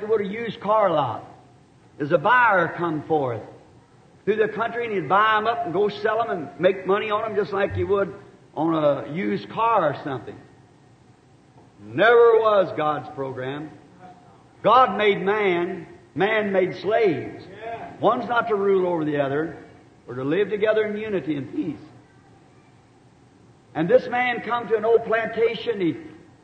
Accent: the South, United States; I'm a Southerner.

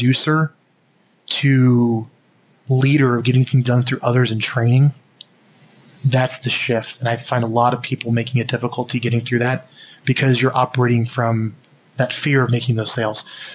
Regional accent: Omaha, Nebraska, United States; I grew up in Omaha, Nebraska, in a very middle-class family

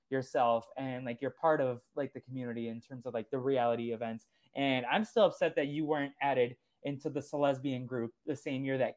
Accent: Brazil; first language Portuguese; English is a second language; even though Spanish is not my first language, like Brazilians speak Portuguese

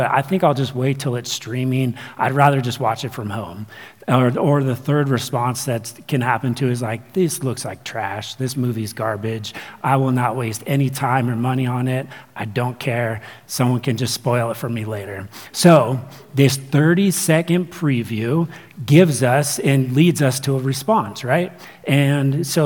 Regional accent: Ventura, California, United States; I grew up, or I was born in Ventura, California.

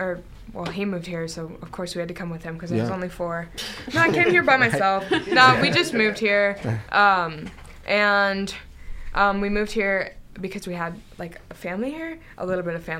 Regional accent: Columbia, United States; also born or lived in Belleville, New Jersey; I'm actually not from Columbia either. I was born in New Jersey and lived there until I was around 4 or 5, and then we moved here.

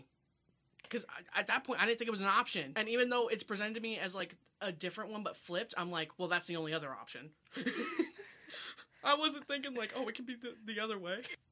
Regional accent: Kansas City, United States; I'm from KC, like South KC.

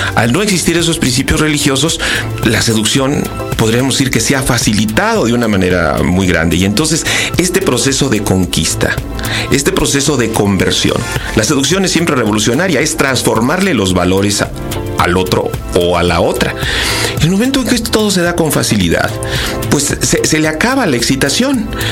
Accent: Querétaro, Mexico; soy queretano

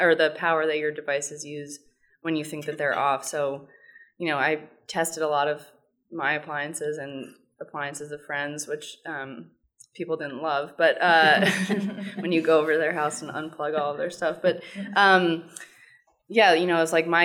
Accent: New York City, New York, United States; I grew up in New York

